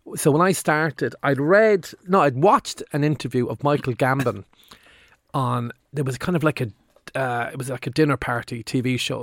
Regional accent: Limerick, Munster, Ireland; when I was in the eighties growing up in Limerick

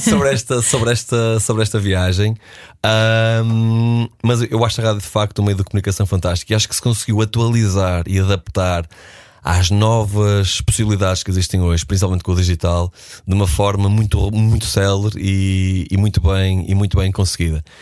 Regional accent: Porto, Norte, Portugal; now in Lisbon, Portugal; à cidade onde eu nasci, o Porto, hoje à cidade onde eu moro, Lisboa

